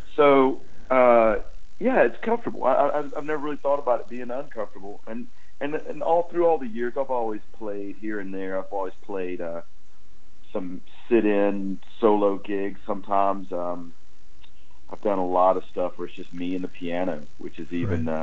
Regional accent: Georgia, United States; We grew up in Georgia.

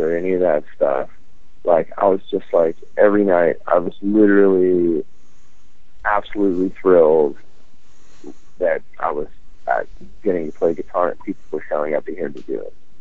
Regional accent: Louisiana, United States; I grew up in Louisiana

